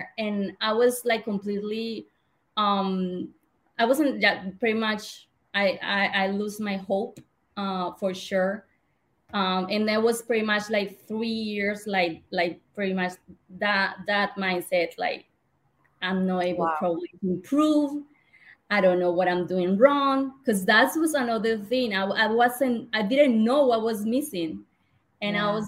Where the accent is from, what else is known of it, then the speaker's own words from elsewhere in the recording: Colombia; English is a second language; moved away as an adult; now in Chicago, United States; I was born and raised in Colombia, and I decided to move to Chicago in 2018.